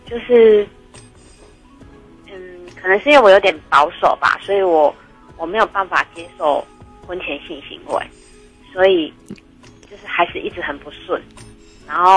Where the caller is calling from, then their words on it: Tainan, Taiwan; 你好，